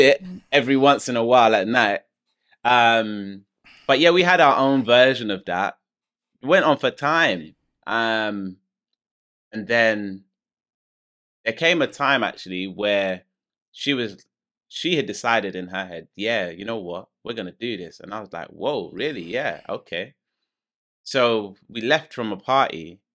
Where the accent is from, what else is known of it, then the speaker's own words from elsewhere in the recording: London, United Kingdom; I'm from London.